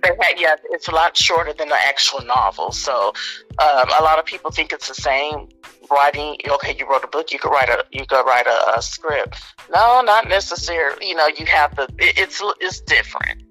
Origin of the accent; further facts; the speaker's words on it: Austin, Texas, United States; Hillcrest is the street that I grew up on in East Austin.